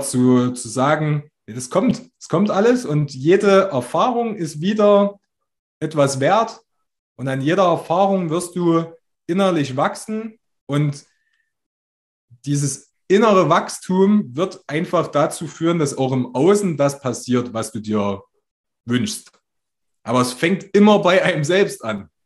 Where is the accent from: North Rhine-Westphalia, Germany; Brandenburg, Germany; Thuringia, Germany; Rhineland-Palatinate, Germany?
Thuringia, Germany; Altenburg; in Altenburg, wo ich herkomme